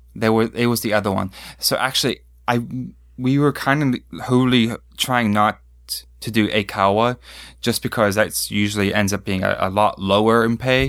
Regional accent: Pittsburgh, Pennsylvania, United States; moved away as an adult; now in Japan; I grew up outside of Pittsburgh

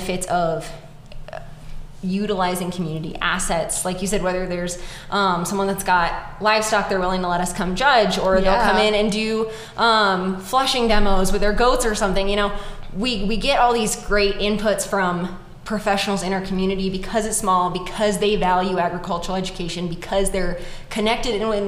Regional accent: Northern California, United States; I grew up in Northern California.

